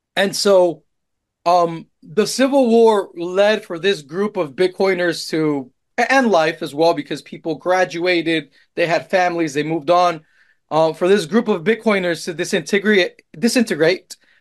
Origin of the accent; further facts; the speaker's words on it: Colombia; moved away; also born or lived in Austin, Texas; I'm Colombian